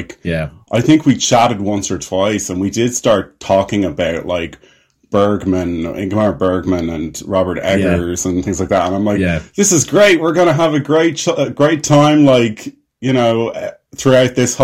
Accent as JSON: {"language": "English", "country": "Ireland", "said": "I'm an Irish filmmaker and actor"}